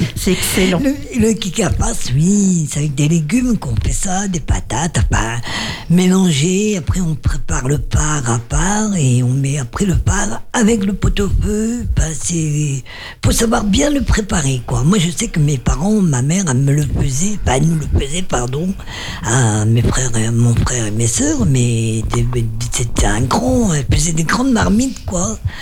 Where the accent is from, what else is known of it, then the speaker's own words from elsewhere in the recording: Brest, Brittany, France; Brest, c'est ma, c'est ma ville natale où j'ai passé mon enfance